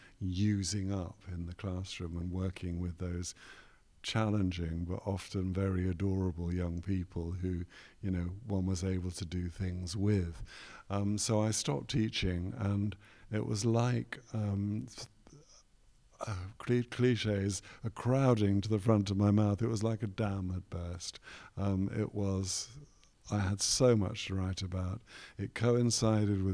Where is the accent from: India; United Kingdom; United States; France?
United Kingdom; London; now in Leeds, United Kingdom; when I was a young boy growing up in West London